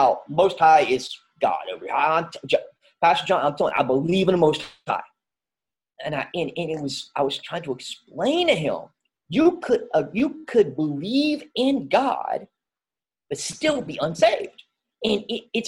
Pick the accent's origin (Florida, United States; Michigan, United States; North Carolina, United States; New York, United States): North Carolina, United States; near Winston-Salem; also born or lived in Swan Creek, North Carolina; Grow up close to Winston-Salem, North Carolina. Since I was 12 years old, as a Pofftown, North Carolina, which is right around Louisville, Clemens, right. And so I grew up right around there